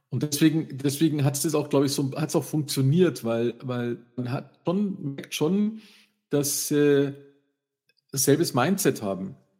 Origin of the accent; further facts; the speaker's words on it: Freising, Bavaria, Germany; bei uns in Freising